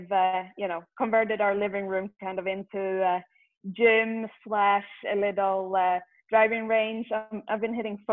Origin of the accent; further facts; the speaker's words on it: Sweden; moved away; growing up in Sweden